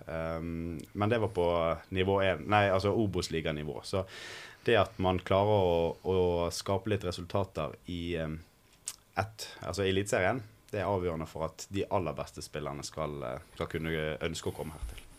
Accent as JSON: {"language": "Norwegian", "town": "Bergen", "region": "Vestland", "country": "Norway", "said": "som bergenser selvfølgelig og Brann-supporter"}